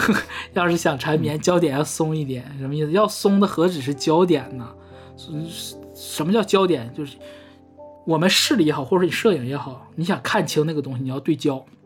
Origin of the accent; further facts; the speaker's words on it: Northeast China, China; accent: Northeastern Mandarin; 我们东北话说是